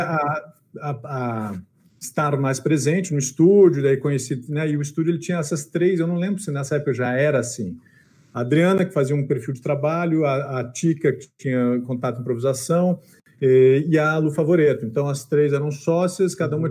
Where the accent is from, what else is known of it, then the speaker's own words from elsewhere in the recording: Porto Alegre, Rio Grande do Sul, Brazil; eu sou de Porto Alegre